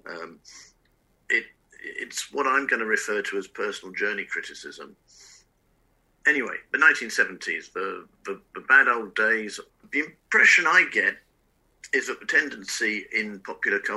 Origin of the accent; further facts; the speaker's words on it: England, United Kingdom; also born or lived in France; to me as a kid growing up in England and in France in the 70s, the culture of the United States was my culture.